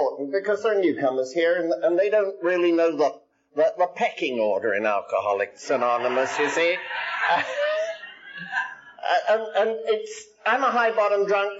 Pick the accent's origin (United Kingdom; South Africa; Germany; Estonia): United Kingdom; England; now in United States; I'm English by birth, I'm Irish by disease, I'm Scotch by absorption, and I'm American by adoption